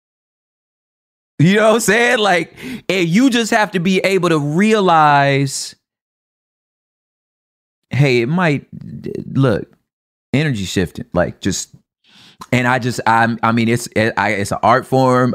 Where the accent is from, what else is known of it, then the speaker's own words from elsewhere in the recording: the West, United States; because I'm from the West